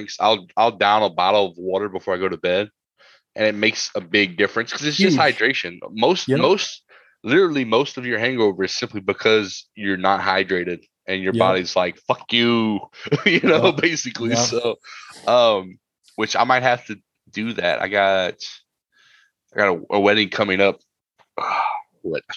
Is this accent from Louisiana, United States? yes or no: yes; Mamou, Louisiana, United States; also born or lived in New Jersey; I'm from Podunk Mamou, just like T-Boo is.